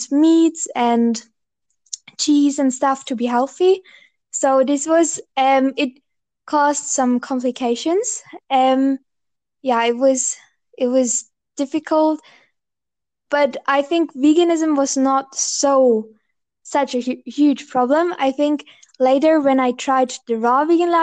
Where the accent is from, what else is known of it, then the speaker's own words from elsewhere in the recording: Bavaria, Germany; I'm from Bavaria. So Bavaria is in the south of Germany